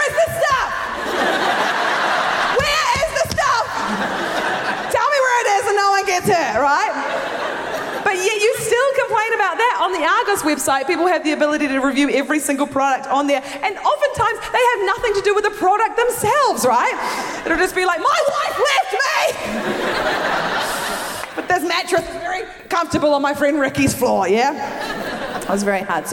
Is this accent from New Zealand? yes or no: yes; New Zealand; moved away as an adult; now in London, United Kingdom; I'm originally from New Zealand. I moved to London a few years ago